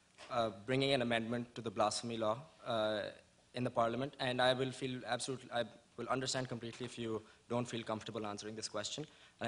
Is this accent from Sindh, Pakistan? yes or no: no; Lahore, Punjab, Pakistan; moved away as an adult; now in United States; I'm from Lahore, and I'm a sophomore at the college.